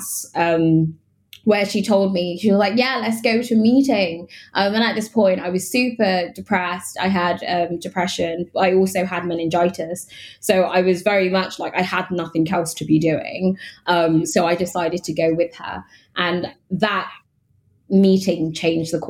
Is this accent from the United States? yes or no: no; London, United Kingdom; Growing up in London